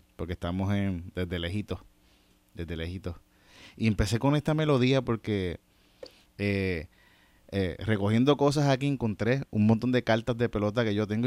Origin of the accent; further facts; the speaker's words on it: Yauco, Puerto Rico; Yo soy de Yauco